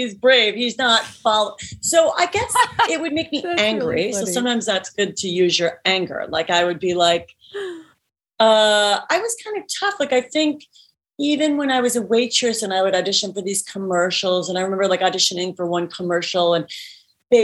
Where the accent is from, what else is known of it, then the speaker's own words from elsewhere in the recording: Cleveland, Ohio, United States; moved away as an adult; now in Los Angeles, United States; people that I grew up with in Cleveland, Ohio